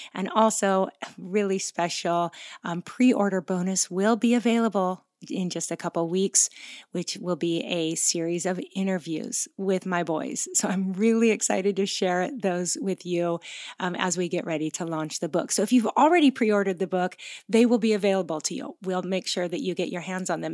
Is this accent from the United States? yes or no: yes; Pacific Northwest, United States; moved away as an adult; now in Oahu, Hawaii, United States; we are both originally from the Pacific Northwest, but we moved to Hawaii twenty-two years ago